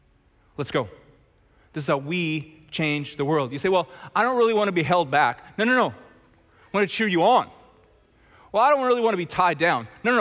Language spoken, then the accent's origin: English; Chilliwack, British Columbia, Canada; I grew up in Chilliwack with 6 siblings as the middle child with 2 parents.